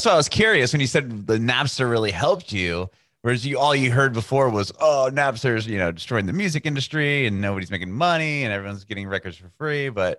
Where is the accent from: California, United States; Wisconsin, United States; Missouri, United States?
California, United States; Southern; I'm from California or Southern California.